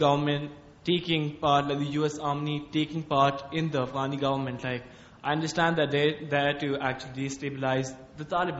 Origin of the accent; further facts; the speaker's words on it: Pakistan; being a Pakistani